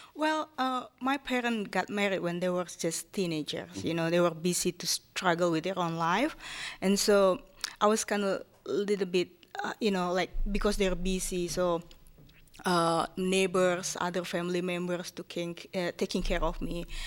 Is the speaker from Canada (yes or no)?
no; Japan; English is a second language; moved away as an adult; now in Erie, United States; I grew up in, in, as a Japanese woman in an Asian country